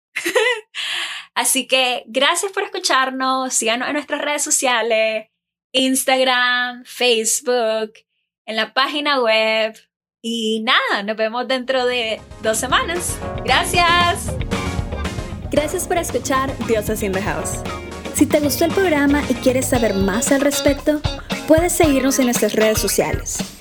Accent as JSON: {"language": "Spanish", "country": "Nicaragua", "moved": "as an adult", "lives_now": "Taiwan", "said": "Soy de Nicaragua. Eh, actualmente vivo en Taiwán."}